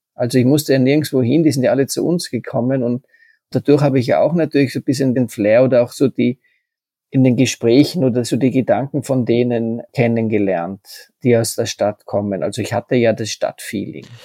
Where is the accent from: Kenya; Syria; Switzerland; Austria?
Austria; Tyrol; Bayer und Tiroler, wir sind ja uns ja doch dann sehr ähnlich